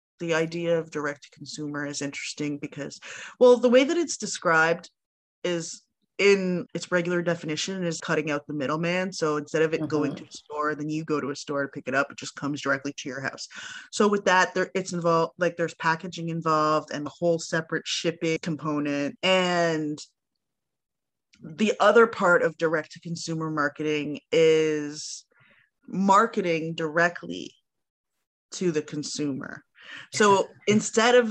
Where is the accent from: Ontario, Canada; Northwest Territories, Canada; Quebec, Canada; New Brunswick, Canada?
Ontario, Canada; Toronto; now in Montreal, Canada; I grew up in Toronto